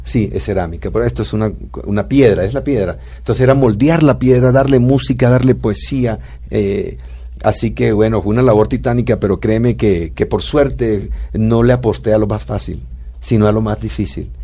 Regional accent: southern Bolívar, Colombia; el sur de Bolívar, de donde yo vengo

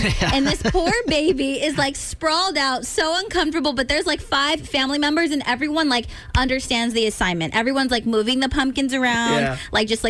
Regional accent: California, United States; now in Maryland, United States; I'm from California

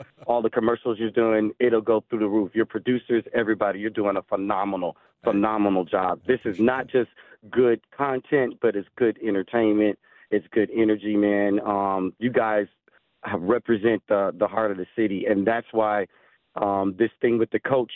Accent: the South, United States; I'm from the South

